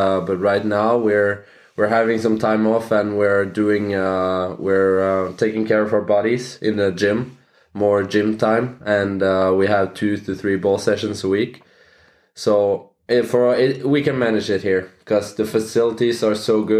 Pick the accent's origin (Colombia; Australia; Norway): Norway; English is a second language; I'm 25 uh, years old and I'm from Norway.